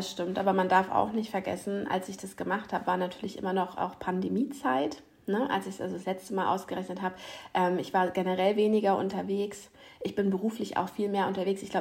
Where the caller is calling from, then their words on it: Ratzeburg, Schleswig-Holstein, Germany; Ich bin aus Ratzeburg bei euch. Heute mal leider nicht live in Person, aber das holen wir nach.